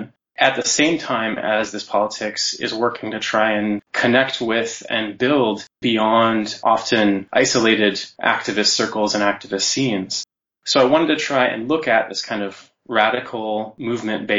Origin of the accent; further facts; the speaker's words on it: Anchorage, Alaska, United States; also born or lived in Santa Cruz, California; now in Ottawa, Canada; I am from Alaska, Anchorage, Alaska, originally, on traditional Dena'ina territory, and I currently live in Ottawa